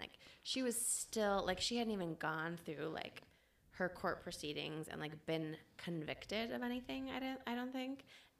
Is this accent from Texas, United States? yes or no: no; Minnesota, United States; we're from Minnesota